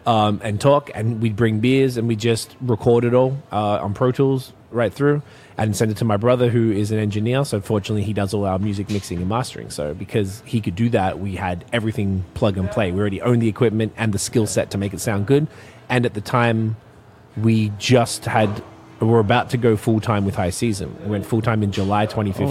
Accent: Melbourne, Victoria, Australia; I'm from Melbourne, Australia.

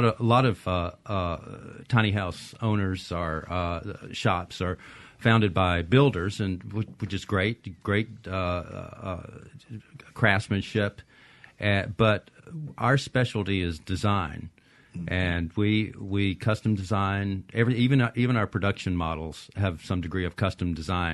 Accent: Mississippi, United States; I'm from Mississippi

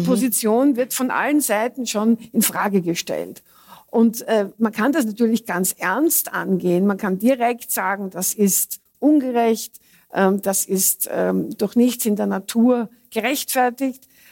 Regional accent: Austria; bei uns in Österreich

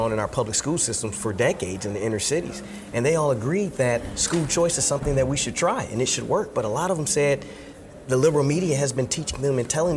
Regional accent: Detroit, Michigan, United States; growing up in Detroit, Michigan, with a Methodist minister mother

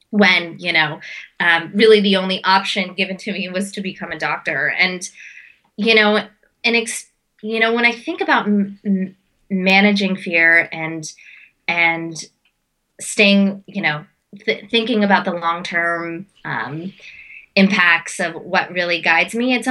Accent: India; I'm as an Indian as I'm a Bollywood dancer and I do a lot of Indian dancing.

